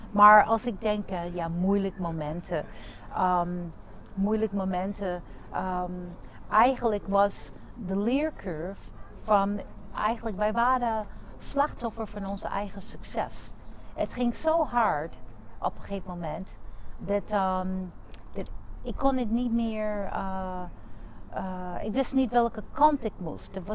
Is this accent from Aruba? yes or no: no; United States; Dutch is a second language; now in Netherlands; ik ben Amerikaans. Ik ben in Amerika geboren en getogen, maar mijn ouders, Santiago, die komen uit Puerto Rico.